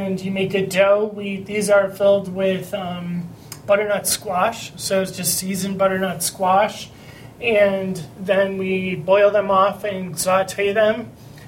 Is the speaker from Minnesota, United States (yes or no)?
no; Cleveland, Ohio, United States; I'm from Cleveland